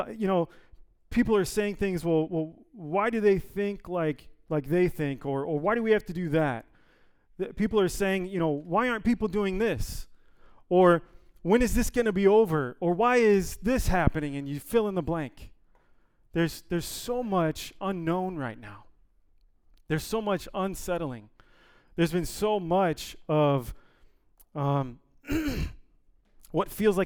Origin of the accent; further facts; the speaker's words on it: Ohio, United States; moved away as an adult; also born or lived in California; now in Oxnard, United States; We're originally from Ohio